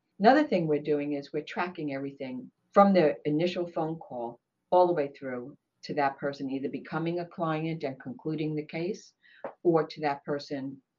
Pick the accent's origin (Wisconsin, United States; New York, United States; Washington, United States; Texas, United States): New York, United States; Brooklyn; now in Maryland, United States; Sure. I came here from Brooklyn, actually. I'm in Maryland.